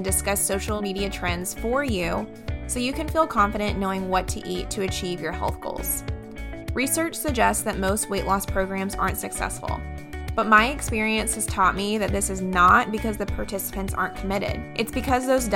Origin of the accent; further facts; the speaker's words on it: North Carolina, United States; now in Texas, United States; where I'm from North Carolina